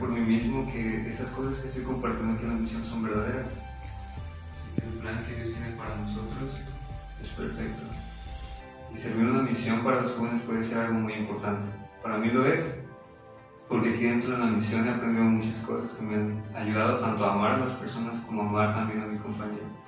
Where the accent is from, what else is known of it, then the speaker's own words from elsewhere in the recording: Guadalajara, Jalisco, Mexico; moved away as an adult; now in Tijuana, Mexico; yo soy de Guadalajara, Jalisco, y tengo 20 años